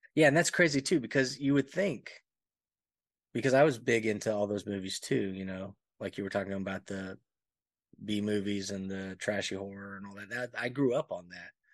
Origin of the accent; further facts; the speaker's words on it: Alabama, United States; moved away; also born or lived in Panama / Texas; I grew up in Alabama for the majority of my, you know, youth and then moved to Panama and then moved to Texas.